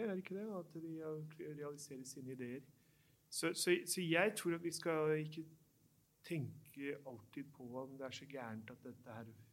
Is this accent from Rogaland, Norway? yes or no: no; Oslo, Norway; jeg vokste opp i Oslo